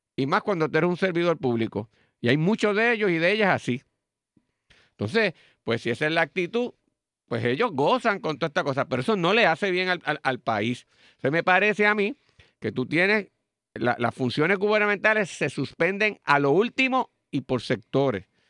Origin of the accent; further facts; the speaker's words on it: Puerto Rico; lo que nos distinguía como puertorriqueños